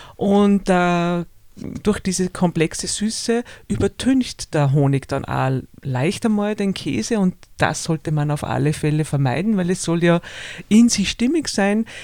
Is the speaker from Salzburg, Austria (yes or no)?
yes; Salzburger Flachgau, Austria; ich bin in einer Heumilchkäserei aufgewachsen im Salzburger Flachgau